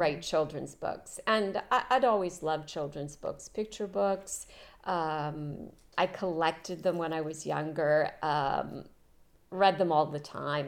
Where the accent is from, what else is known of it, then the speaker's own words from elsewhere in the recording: Rockport, Maine, United States; moved away as an adult; also born or lived in Europe; now in France; I was born in Maine. uh, in and around Rockport, Camden area, the coast